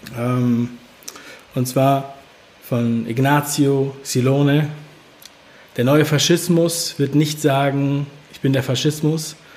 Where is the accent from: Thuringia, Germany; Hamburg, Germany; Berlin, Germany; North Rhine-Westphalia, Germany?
Berlin, Germany; Ich bin in Ostberlin geboren, in Pankow